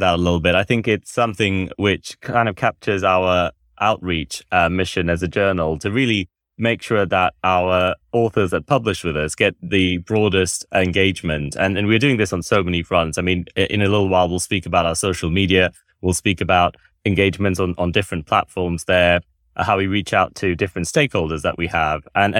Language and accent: English; Malaysia; So I grew up in Malaysia, and I have this same situation when I move between continents. And when I speak to my Malaysian friends, they don't recognize me when they hear me speaking in different contexts.